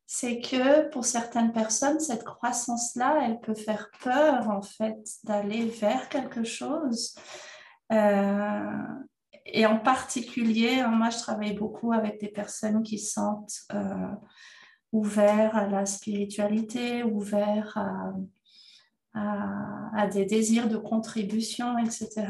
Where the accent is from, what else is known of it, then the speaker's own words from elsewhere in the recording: Madagascar; je suis née à Madagascar